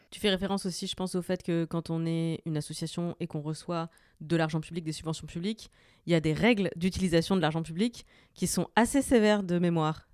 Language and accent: French; the East, eastern France, France; je viens de l'Est également